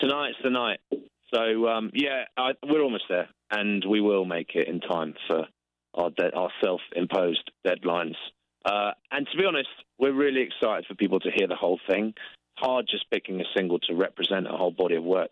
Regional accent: England, United Kingdom; we're English

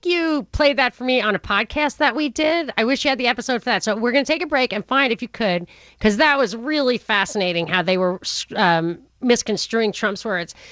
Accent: New York, United States; growing up in New York

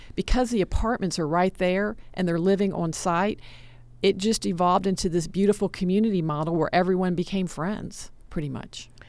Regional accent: Atlanta, Georgia, United States; I'm a product of DeKalb County Public School System. I grew up in Atlanta

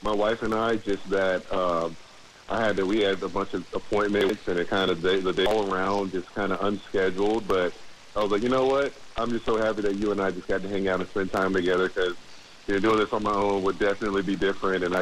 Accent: Jacksonville, Florida, United States; I've been born and raised in Jacksonville

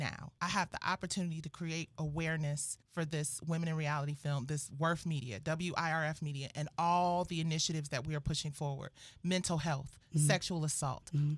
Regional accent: Detroit, Michigan, United States; I'm from Detroit

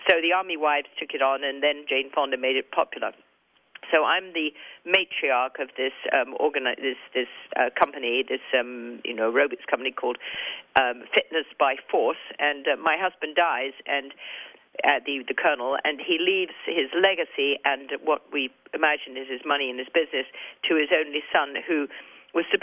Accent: England, United Kingdom; accent: English; my English accent

